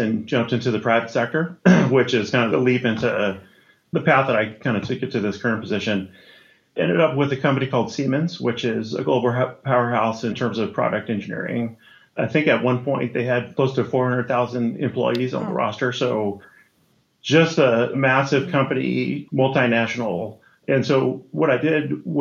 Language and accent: English; Los Angeles, California, United States; I grew up in Los Angeles